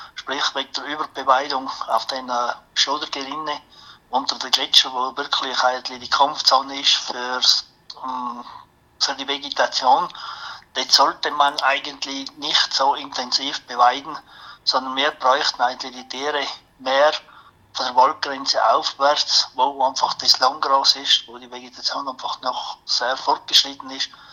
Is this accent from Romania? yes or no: no; Austria; bei uns in Österreich